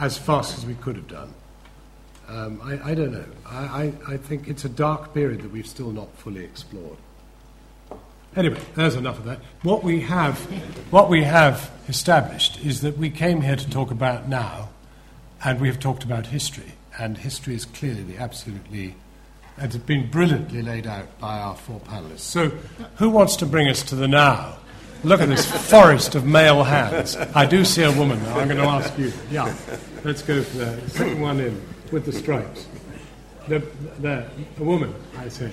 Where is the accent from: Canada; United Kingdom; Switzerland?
United Kingdom; when I grew up in the 50s, I grew up in the British establishment. That's why I speak the way I do.